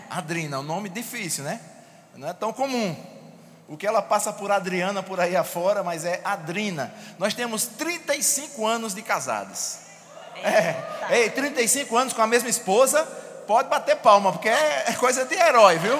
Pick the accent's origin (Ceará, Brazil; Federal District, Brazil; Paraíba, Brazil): Paraíba, Brazil; eu venho lá de, da Paraíba, e lá no Nordeste, e na Paraíba principalmente, tem uns termos que a gente usa que às vezes não são comuns nos outros lugares.